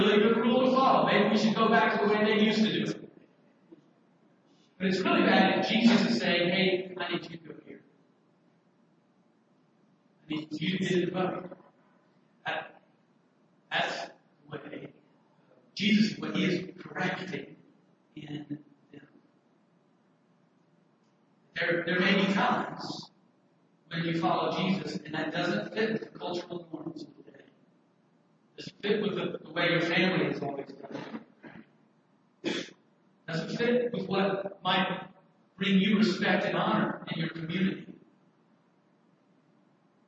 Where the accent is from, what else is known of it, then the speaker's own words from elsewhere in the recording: Alabama, United States; my home state, Alabama